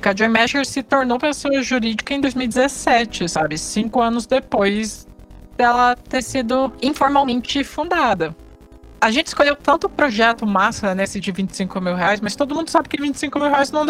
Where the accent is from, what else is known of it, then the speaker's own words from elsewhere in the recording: Rio de Janeiro, Brazil; Da minha terra, Rio de Janeiro?